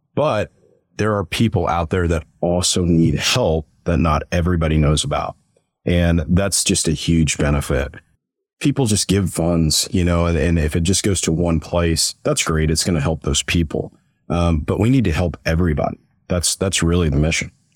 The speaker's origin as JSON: {"language": "English", "region": "Missouri", "country": "United States", "also_born_or_lived": "Dallas", "moved": "yes", "lives_now": "Tulsa, United States", "said": "I'm originally from Missouri"}